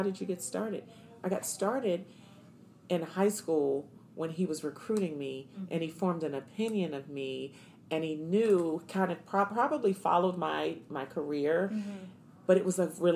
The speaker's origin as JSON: {"language": "English", "town": "Washington", "region": "District of Columbia", "country": "United States", "moved": "as an adult", "lives_now": "Arizona, United States", "said": "I'm from Washington, D.C."}